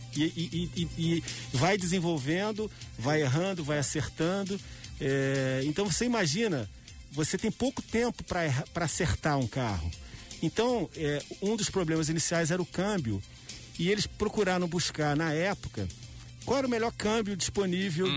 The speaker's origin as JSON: {"language": "Portuguese", "town": "Petrópolis", "region": "Rio de Janeiro", "country": "Brazil", "tie": "born or raised there", "said": "como petropolitano"}